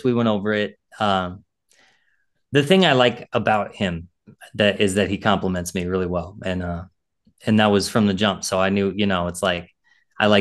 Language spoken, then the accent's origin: English; Illinois, United States; now in Maryland, United States; I'm from Illinois. And so I'm a transplant here